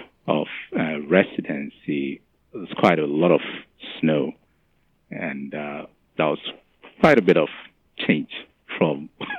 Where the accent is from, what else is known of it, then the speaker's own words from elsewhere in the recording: Ghana; moved away as an adult; also born or lived in Baltimore, Maryland / Nevada; now in Roanoke, United States; So I'm originally from Ghana in West Africa